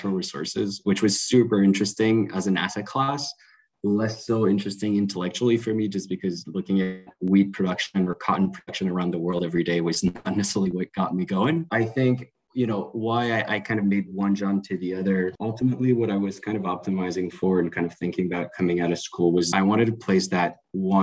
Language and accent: English; Canada; moved away as an adult; now in London, United Kingdom; I'm French Canadian, very proud to be